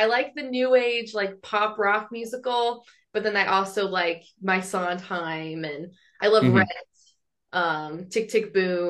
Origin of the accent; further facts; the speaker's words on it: Atlanta, Georgia, United States; I'm from Atlanta